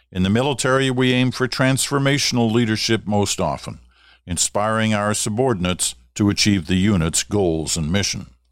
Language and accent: English; Ottawa, Ontario, Canada; moved away; also born or lived in Regina / Toronto; Growing up in Ottawa